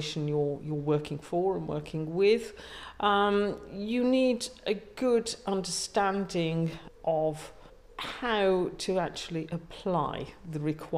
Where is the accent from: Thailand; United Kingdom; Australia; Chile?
United Kingdom; near Birmingham, West Midlands; now in Chichester, United Kingdom; I was brought up near Birmingham